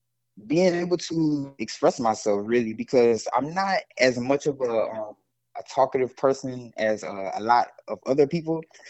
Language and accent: English; Zachary, Louisiana, United States; Well, I grew up in a town called Zachary, Louisiana, not far from New Orleans